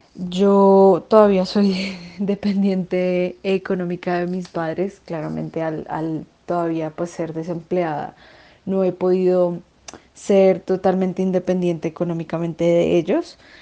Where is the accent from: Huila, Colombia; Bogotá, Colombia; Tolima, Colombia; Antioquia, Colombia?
Bogotá, Colombia; soy de Bogotá, vivo en Bogotá